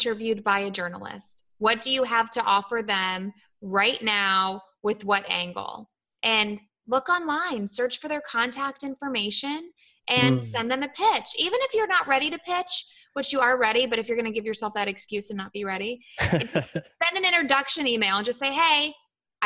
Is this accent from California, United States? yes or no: no; Columbus, Ohio, United States; now in Florida, United States; I came from Ohio.